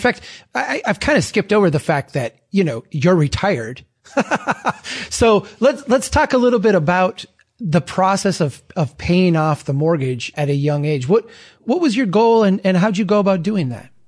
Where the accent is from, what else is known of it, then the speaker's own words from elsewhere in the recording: Minnesota, United States; I'm from Minnesota